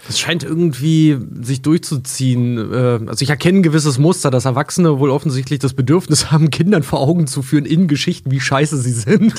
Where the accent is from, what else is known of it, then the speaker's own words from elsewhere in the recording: near the Polish border, Germany; moved away; aus meiner alten Heimat von der polnischen Grenze